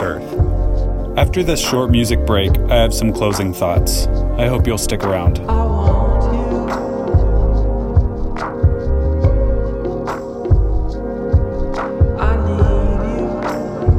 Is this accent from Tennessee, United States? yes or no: no; Bloomington, Illinois, United States; I stayed in my hometown of Bloomington Normal for college.